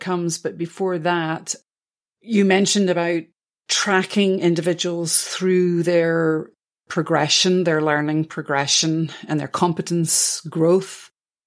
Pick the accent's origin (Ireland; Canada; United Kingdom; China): United Kingdom; Scotland; I'm from Scotland, so we call it football